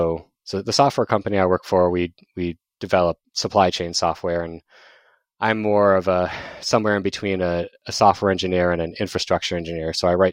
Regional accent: Tempe, Arizona, United States; I am from Phoenix, Arizona, well, an outskirt of Phoenix called Tempe. I'm actually an Arizona native, which is very rare when you talk to people in Arizona.

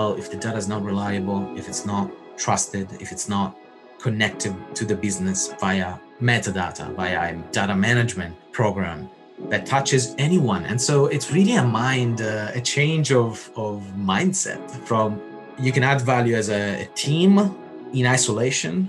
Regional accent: Rome, Lazio, Italy; I grew up in Rome, I would say. Technically not the center

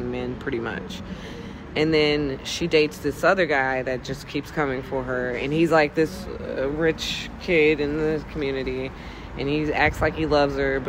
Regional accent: Texas, United States; I'm from Texas

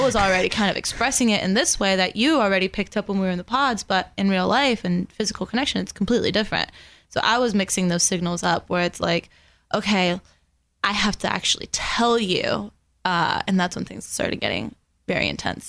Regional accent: West Palm Beach, Florida, United States; first language Spanish; English is a second language; also born or lived in Venezuela; grew up in West Palm Beach

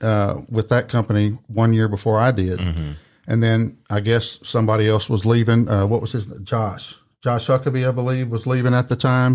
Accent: Jonesboro, Arkansas, United States; moved away as an adult; Well, I came here from Jonesboro, Arkansas, you know, had kind of gotten a point to my life where, you know, hey, I needed a change.

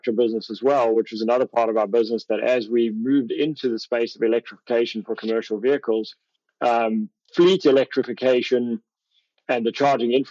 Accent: South Africa; moved away as an adult; also born or lived in Europe / Canada; now in United States; I come from South Africa

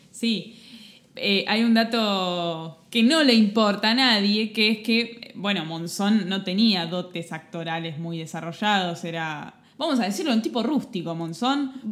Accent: Argentina

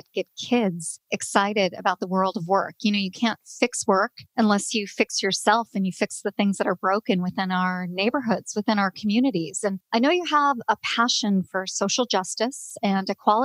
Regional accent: Chicago, Illinois, United States; accent: Chicago; a fellow Chicagoan on the podcast. So my accent's going to just fly out

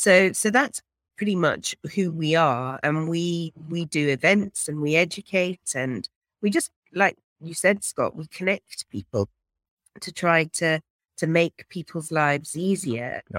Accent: England, United Kingdom; now in South Africa; I am originally from England and arrived here via all sorts of different countries.

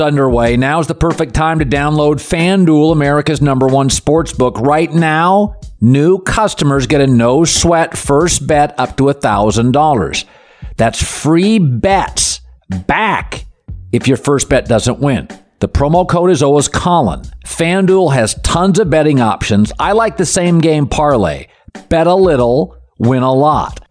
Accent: Pacific Northwest, United States; I grew up in the Pacific Northwest

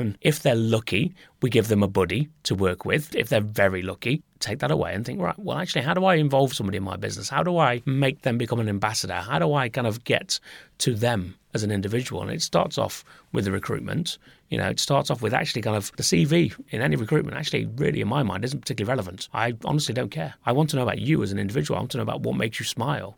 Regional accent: Nottingham, East Midlands, United Kingdom; the site in Nottingham, which was my kind of, pretty much, I guess you would call it my hometown

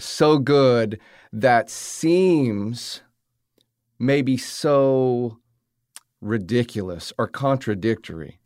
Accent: the South, United States; growing up in the South around these type of characters

